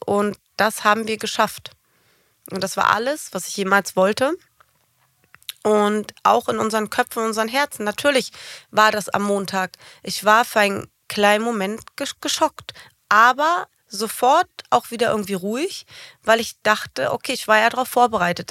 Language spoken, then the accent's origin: German; Germany; moved away as an adult; Ich habe Deutschland geliebt ich mag Deutsche. Es ist meine Heimat gewesen.